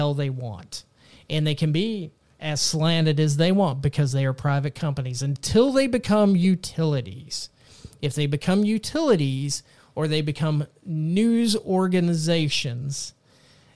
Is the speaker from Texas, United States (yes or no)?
yes; Texas, United States; my home state of Texas